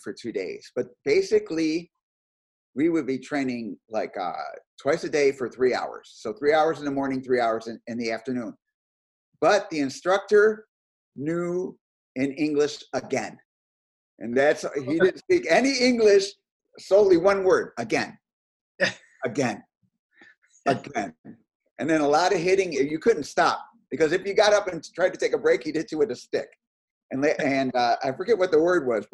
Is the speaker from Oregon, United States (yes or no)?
no; Chicago, Illinois, United States; Born and raised in Chicago.